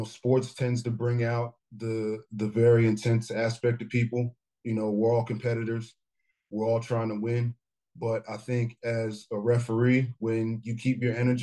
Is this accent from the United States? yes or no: yes; Plainfield, New Jersey, United States; Plainfield, my hometown